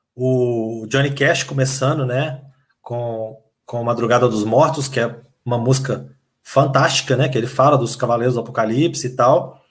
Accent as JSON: {"language": "Portuguese", "region": "Minas Gerais", "country": "Brazil", "said": "eu sou mineiro"}